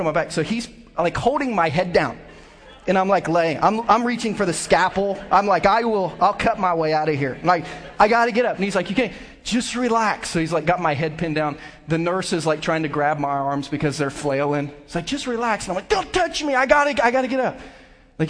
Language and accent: English; Southern Ohio, United States; now in Lee's Summit, United States; I grew up country boy in Southern Ohio